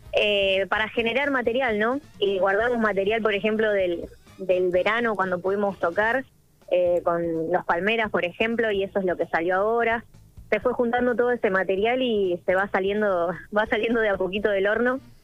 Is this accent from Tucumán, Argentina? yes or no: no; Villa Gobernador Gálvez, Santa Fe, Argentina; soy de Villa Gornorgales es una ciudad que está, eh, nada, cercada de la cumbia santafesina, así que eso, bueno, es algo que mamé desde muy chica